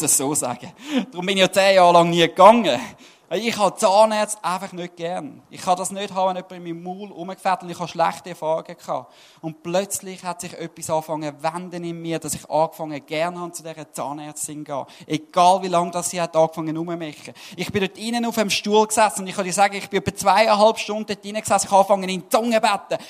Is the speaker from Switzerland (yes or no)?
yes; Switzerland; Als Schweizer